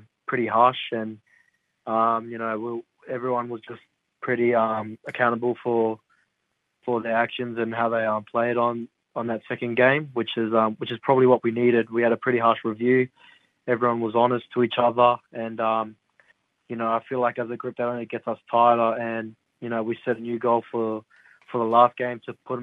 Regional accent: Gold Coast, Queensland, Australia; I'm from the Gold Coast, and my family's all live in the Goldie

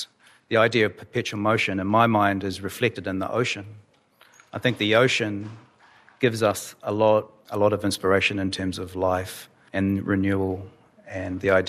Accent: New Zealand; also born or lived in Darwin, Australia; now in Australia; growing up in Aotearoa, New Zealand, which is one of the newest lands in the world

